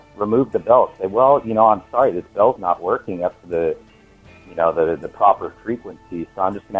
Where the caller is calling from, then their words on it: Washington, United States; I'm calling from Washington State.